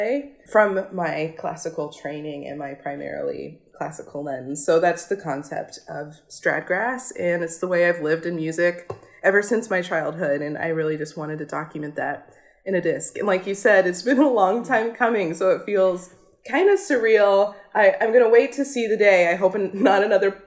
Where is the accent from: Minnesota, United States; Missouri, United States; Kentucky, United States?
Kentucky, United States; rural; I grew up in Kentucky, rural Kentucky